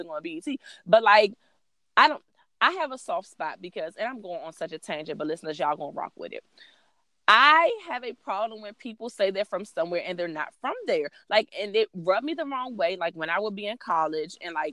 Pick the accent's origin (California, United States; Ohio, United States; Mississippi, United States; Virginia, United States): Virginia, United States; Alexandria; I'm from Northern Virginia